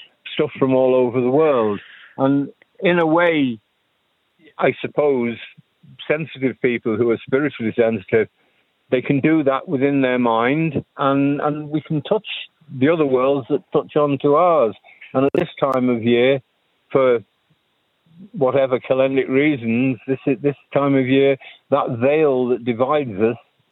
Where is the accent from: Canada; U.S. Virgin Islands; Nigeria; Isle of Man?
Isle of Man; now in Ireland; I grew up in the Isle of Man